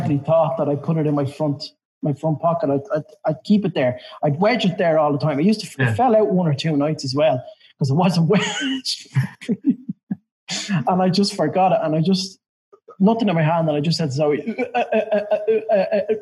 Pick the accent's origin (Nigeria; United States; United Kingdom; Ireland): Ireland; Dublin, Leinster; accent: Dub